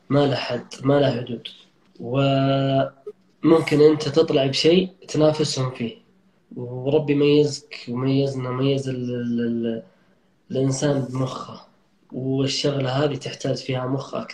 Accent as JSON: {"language": "Arabic", "country": "Saudi Arabia", "said": "أكثر وأهم الأسباب اللي خلتني أمسك مشاريع كبيرة مع جهات حكومية اني سعودي"}